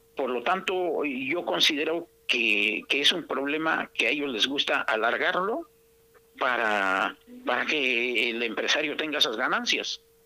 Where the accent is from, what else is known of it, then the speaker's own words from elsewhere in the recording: Oaxaca, Mexico; yo viví en mi niñez allí por Montoya por la colonia Casablanca